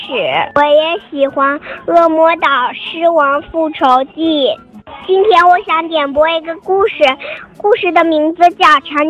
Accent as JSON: {"language": "Chinese", "town": "Zhengzhou", "region": "Henan", "country": "China", "said": "今年我五岁了，我来自河南省郑州。"}